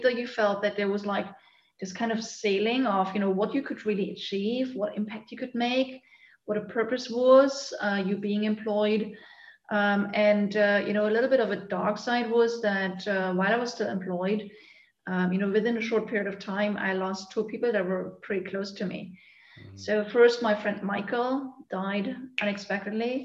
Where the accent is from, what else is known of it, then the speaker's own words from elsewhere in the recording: eastern Germany, Germany; I grew up actually in Eastern Germany